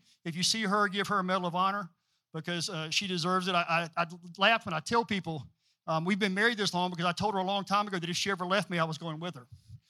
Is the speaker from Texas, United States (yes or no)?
no; Greenville, South Carolina, United States; born or raised there; also born or lived in Arlington Heights, Illinois / Walterboro, South Carolina